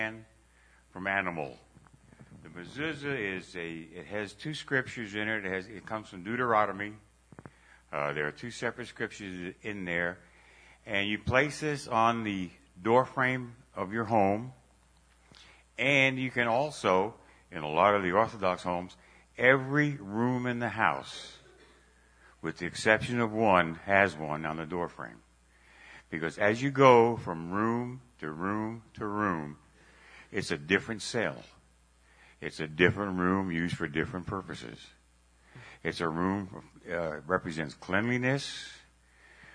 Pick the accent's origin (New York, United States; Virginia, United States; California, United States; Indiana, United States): New York, United States; Growing up in New York